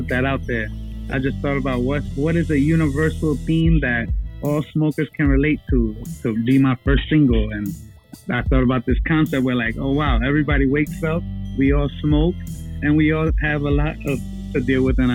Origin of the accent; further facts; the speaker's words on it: New York City, New York, United States; I'm from the Bronx, the west side of the Bronx, a place called High Bridge